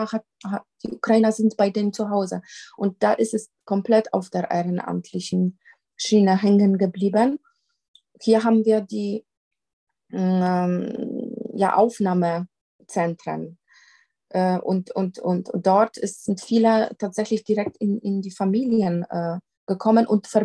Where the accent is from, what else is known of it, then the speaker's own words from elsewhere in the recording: Poland; accent: Polish; German is a second language; now in Germany; ich komme ähm, tatsächlich ähm, aus, aus Polen, wie man an meinem Akzent erkennen kann, immer noch.